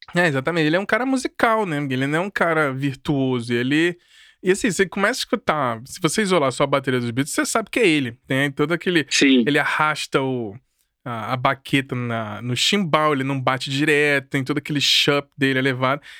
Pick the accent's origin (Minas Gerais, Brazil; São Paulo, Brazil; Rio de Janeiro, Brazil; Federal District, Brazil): Federal District, Brazil; Brasília; eu cresci dentro de um movimento em Brasília